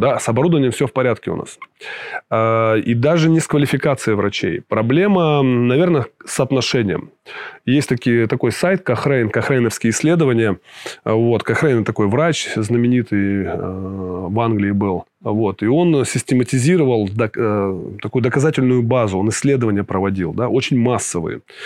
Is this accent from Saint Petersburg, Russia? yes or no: no; Krasnoyarsk, Krasnoyarsk Krai, Russia; moved away as an adult; now in Montenegro; в Сибири э, прожил большую часть, я вырос в Красноярске